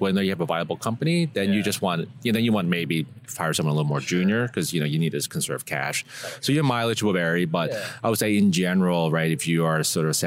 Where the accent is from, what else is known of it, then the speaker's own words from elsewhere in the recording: New York City, New York, United States; I grew up in New York City, Chinatown, and it was kind of a rough neighborhood back then with lots of gang activity